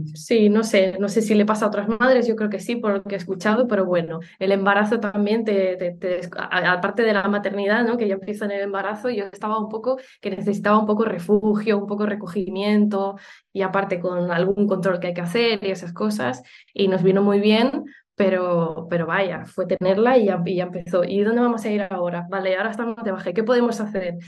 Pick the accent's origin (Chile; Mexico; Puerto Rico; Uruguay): Uruguay; moved away; also born or lived in Barcelona; yo soy de Uruguay, aunque luego eh, a vivir a, Barcelona y hace mucho tiempo